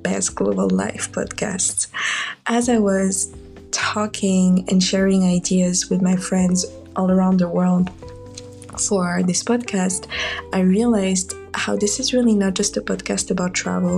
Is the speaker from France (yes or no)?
yes; France; moved away as an adult; now in United States; both my parents left Morocco to live in France, which is where I was born and where I lived a part of my life